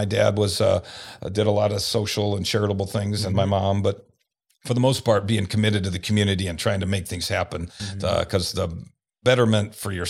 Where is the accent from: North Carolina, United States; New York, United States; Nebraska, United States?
Nebraska, United States; Omaha; Yes, I was born right here in Omaha.